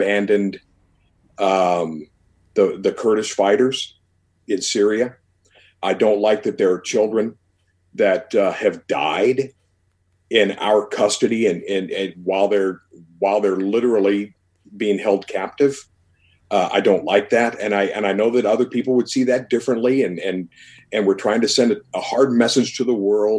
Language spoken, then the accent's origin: English; United States; I'm an American.